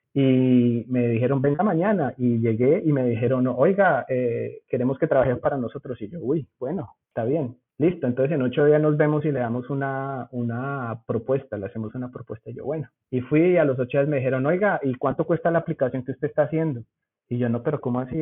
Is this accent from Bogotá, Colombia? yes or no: no; Zipaquirá, Cundinamarca, Colombia; accent: rolo; moved away as an adult; also born or lived in Bogotá / United States; now in Germany; Yo aunque nací en Bogotá, viví toda la vida en Zipaquirá, mi familia es de por allá